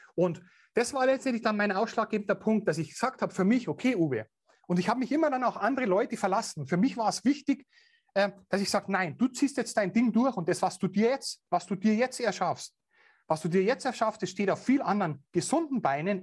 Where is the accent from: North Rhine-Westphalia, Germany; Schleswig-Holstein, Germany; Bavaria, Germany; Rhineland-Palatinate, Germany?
Bavaria, Germany; accent: Bavarian; natürlich auch bayerisch. Ich kann meinen Dialekt nicht verbergen